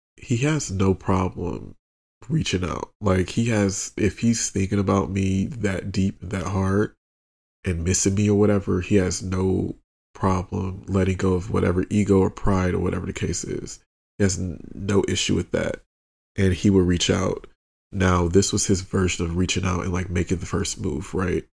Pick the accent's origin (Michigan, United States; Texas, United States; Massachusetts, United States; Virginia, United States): Michigan, United States; outside of Detroit; a little gay black boy growing up outside of Detroit